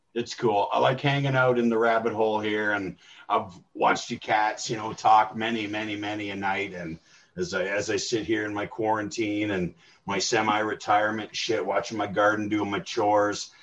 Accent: Illinois, United States; now in Canada; I grew up in Illinois. My heart's in America. Dad got a job in Canada

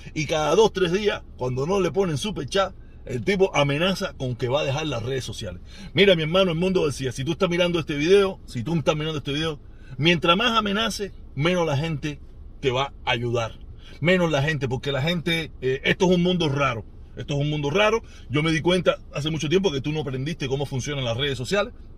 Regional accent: Cuba; yo soy el protestón cubano

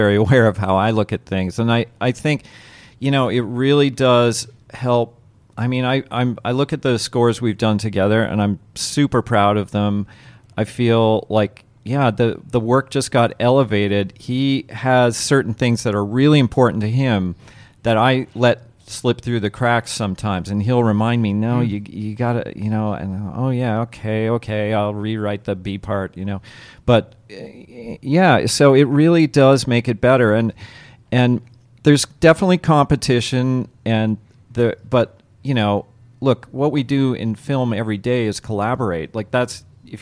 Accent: Canada; now in Los Angeles, United States; I came from Canada

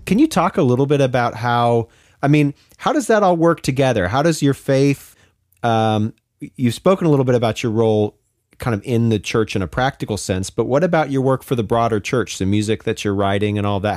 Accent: Pacific Northwest, United States; I'm from the Pacific Northwest originally as well.

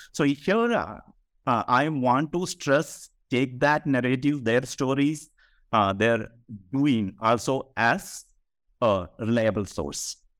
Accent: Kerala, India; I am from Kerala, so literature and politics was very much there in the public sphere in Kerala

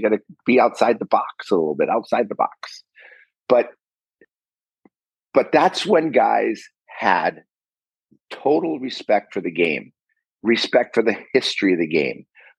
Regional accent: Chicago, Illinois, United States; my hometown of Chicago

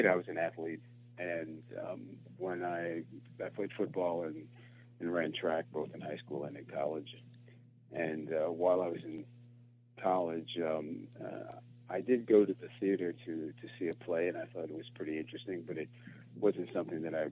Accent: New Jersey, United States; growing up in New Jersey

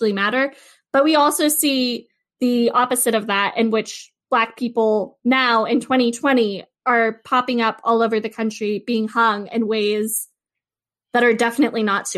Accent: California, United States; moved away as an adult; Growing up in California

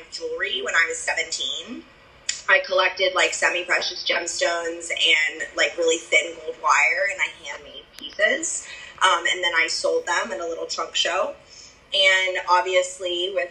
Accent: Nashville, Tennessee, United States; I am from Nashville

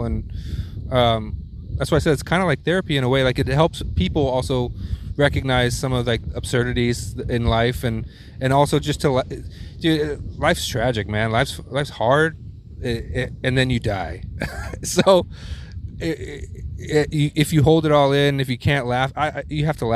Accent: Houston, Texas, United States; moved away; a scared Jewish little white kid growing up in Houston, Texas

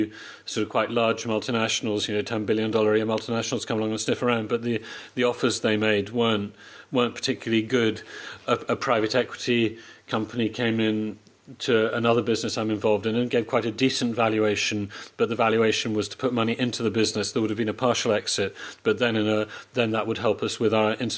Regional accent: United Kingdom; moved away as an adult; now in Poland; I'm British

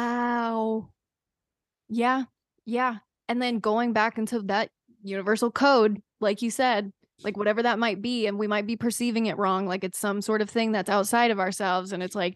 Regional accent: the South, United States; See, I'm from the South, so like boat shoes really made a comeback during my middle school era.

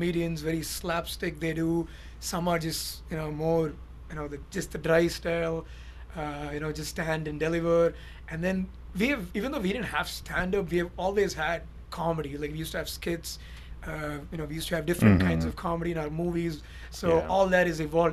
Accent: India; first language Tamil; English is a second language; moved away as an adult; now in United States; my native tongue is Tamil, but I speak very fluent Tamil

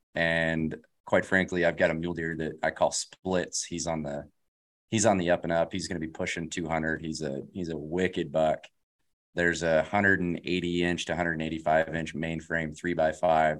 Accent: Colorado, United States; also born or lived in California; born and raised in Colorado

